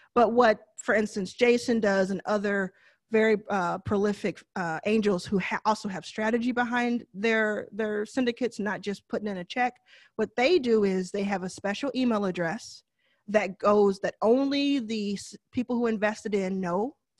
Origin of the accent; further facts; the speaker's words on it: Texas, United States; I know I say deal kind of funny 'cause I'm from Texas